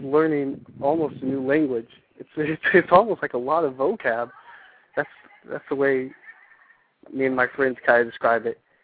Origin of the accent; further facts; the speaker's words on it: San Antonio, Texas, United States; also born or lived in California; I'm originally from San Antonio